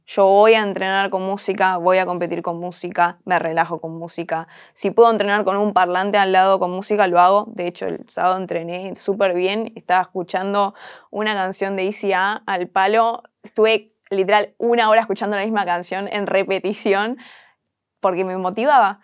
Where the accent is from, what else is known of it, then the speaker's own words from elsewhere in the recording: Argentina; el ser argentina, el ser sudaca